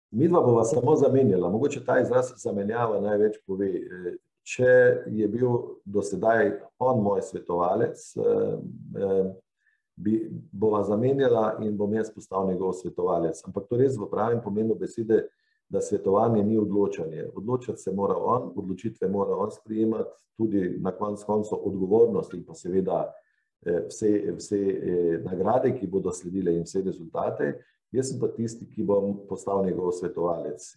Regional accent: Slovenia

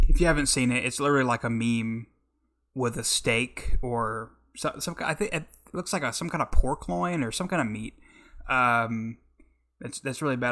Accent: Oklahoma, United States; I'm from the Midwest, Oklahoma

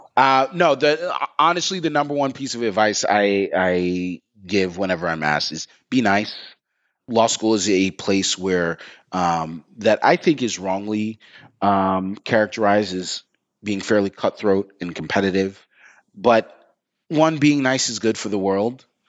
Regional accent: New York, United States; I'm from New York

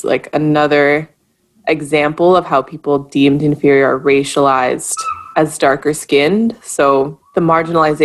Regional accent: Canada; I'm Canadian

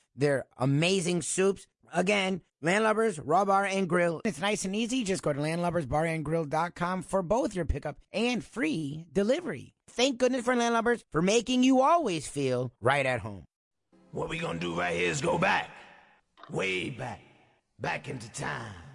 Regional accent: South Florida, United States; I'm born and raised in South Florida

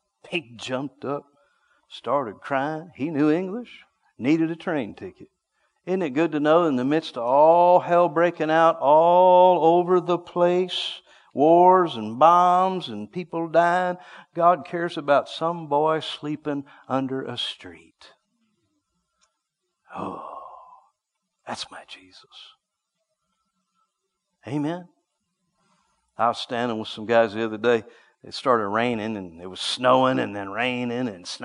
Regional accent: United States; I'm from America

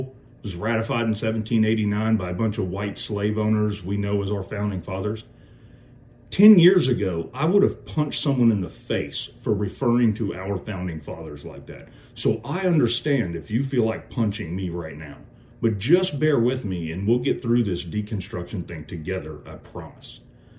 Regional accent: Kentucky, United States; I'm from Kentucky, we have our own language here.

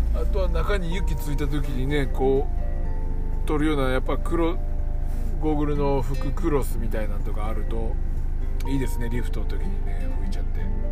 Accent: Nara, Japan; now in Kizugawa, Japan; 僕はまあ出身奈良やから

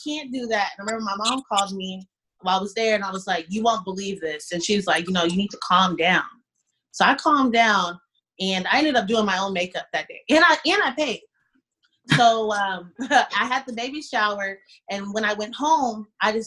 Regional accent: Houston, Texas, United States; I'm from Houston. I live in Houston.

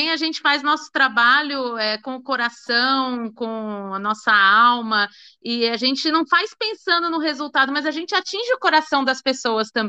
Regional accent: São Paulo, Brazil; also born or lived in Rio de Janeiro; Eu sou de São Paulo, mas já morei no Rio muitos anos

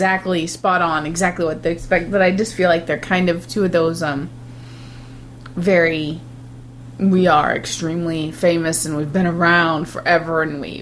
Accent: United States; I'm an American

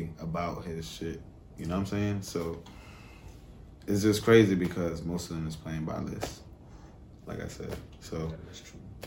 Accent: New York City, New York, United States; moved away as an adult; now in Atlanta, United States; I'm from Brooklyn, East New York

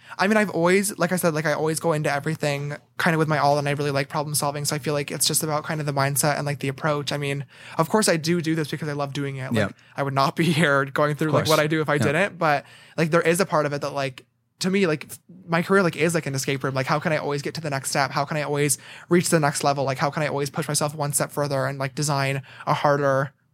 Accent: Bethlehem, New York, United States; No. Right outside of Albany. Okay, a town called Bethlehem.

